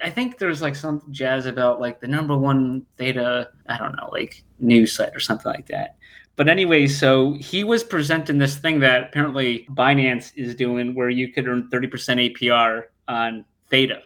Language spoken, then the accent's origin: English; United States; I am American